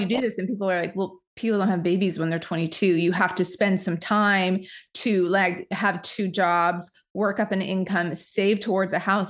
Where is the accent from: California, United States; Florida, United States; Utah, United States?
Utah, United States; we both grew up in small towns in Utah